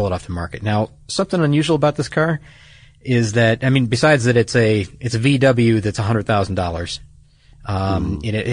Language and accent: English; Detroit, Michigan, United States; I'm from Detroit